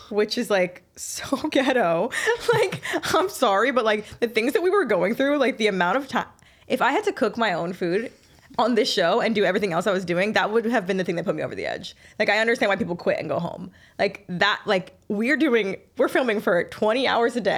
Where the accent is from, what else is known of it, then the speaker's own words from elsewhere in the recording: the South, United States; I'm from the South